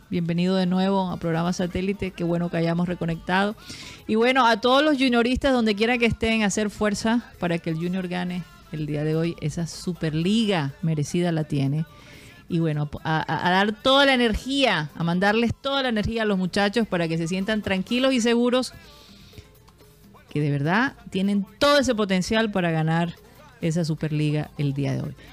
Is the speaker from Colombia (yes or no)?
yes; Caribbean Region, Colombia; La salsa nos representa a nosotros también como costeños, no solo la champeta